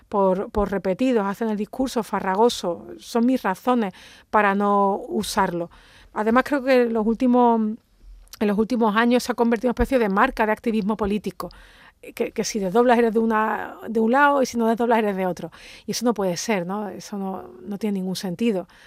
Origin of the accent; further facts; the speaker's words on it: Andalusia, Spain; yo, que soy andaluza, me siento plenamente incluida